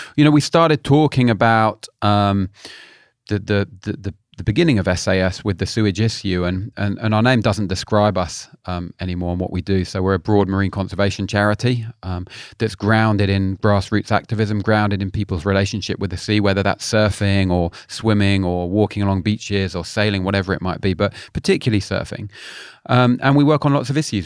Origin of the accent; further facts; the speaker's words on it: London, United Kingdom; now in Cornwall, United Kingdom; I live in Cornwall, but I'm a, I'm a Londoner originally.